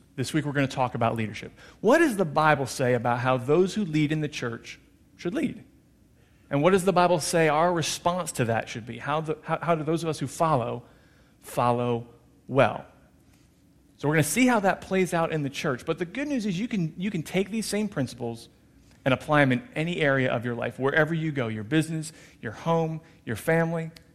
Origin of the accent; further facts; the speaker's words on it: New Jersey, United States; moved away; I was born and raised in New Jersey.